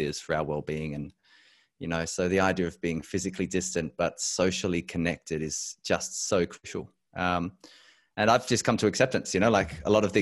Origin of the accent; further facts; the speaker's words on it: Adelaide, South Australia, Australia; also born or lived in Europe; I am back in my home state of South Australia. I grew up here.